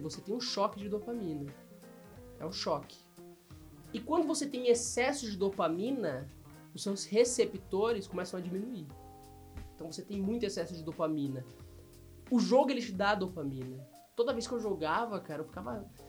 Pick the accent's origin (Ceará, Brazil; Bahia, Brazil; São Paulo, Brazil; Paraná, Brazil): Paraná, Brazil; Londrina; also born or lived in Pontes e Lacerda, Mato Grosso; nasci no Mato Grosso. Meus pais me tiveram lá, numa cidade chamada Ponte e Lacerda. Com uns quatro anos eu voltei para Londrina